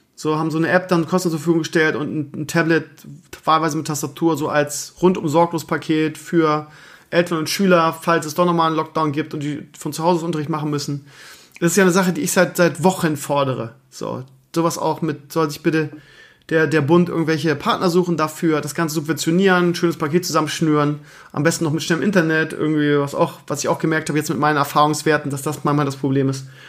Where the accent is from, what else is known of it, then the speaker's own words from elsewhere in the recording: Bremen, Germany; also born or lived in Lower Saxony; now in Schleswig-Holstein, Germany; eigentlich bin ich ja Bremer aber eigentlich bin ich ja jetzt Niedersachse jetzt zehn Jahre jetzt bin ich ja Schleswig-Holsteiner